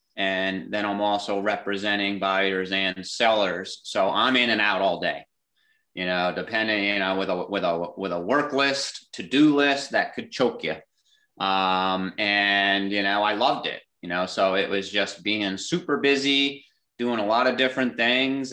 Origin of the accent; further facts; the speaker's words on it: Clifton Park, New York, United States; growing up in Clifton Park, about 10 minutes down the road